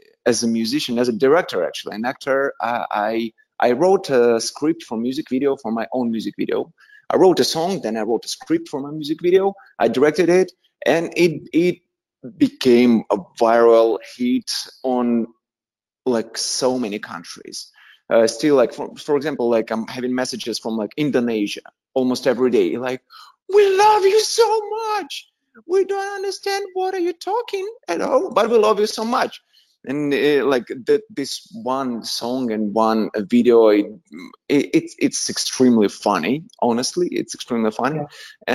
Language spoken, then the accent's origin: English; Tula, Tula Oblast, Russia; English is a second language; moved away as an adult; also born or lived in Moscow, Russia; now in Los Angeles, United States; I'm from Russia. I'm from little city in Russia. I was born in little small town which called Tula.